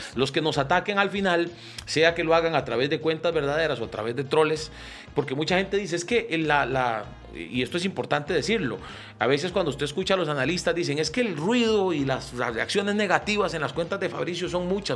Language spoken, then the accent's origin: Spanish; Costa Rica; como ticos